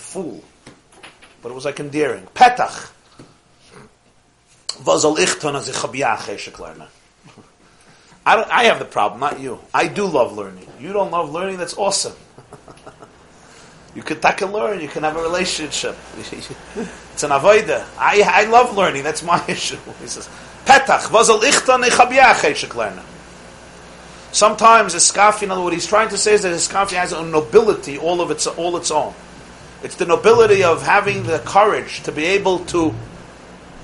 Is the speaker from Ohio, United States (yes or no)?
no; New York City, New York, United States; I'm from Brooklyn.